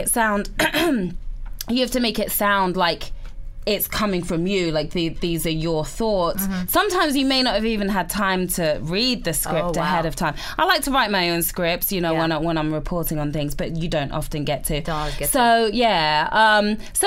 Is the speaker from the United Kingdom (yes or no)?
yes; England, United Kingdom; moved away; I'm English.